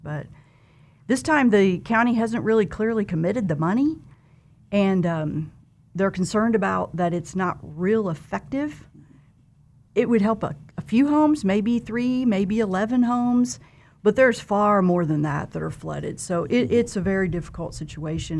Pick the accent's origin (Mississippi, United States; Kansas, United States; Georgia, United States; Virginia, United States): Kansas, United States; southeast; moved away as an adult; also born or lived in Wichita, Kansas / Lawrence, Kansas; now in Derby, United States; I grew up on a farm in southeast Kansas